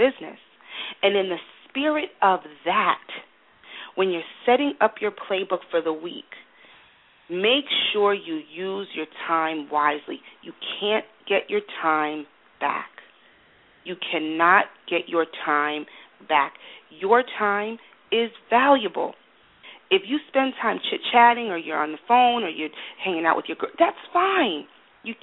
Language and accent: English; United States; I'm American